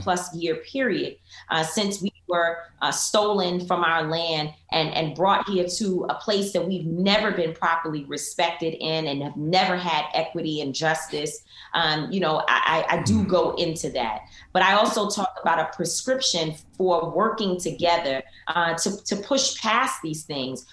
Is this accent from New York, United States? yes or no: yes; New York City, New York, United States; I was raised in Harlem